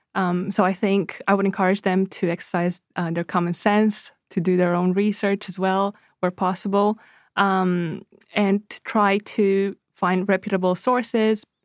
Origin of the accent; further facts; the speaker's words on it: Romania; moved away; I'm originally from Romania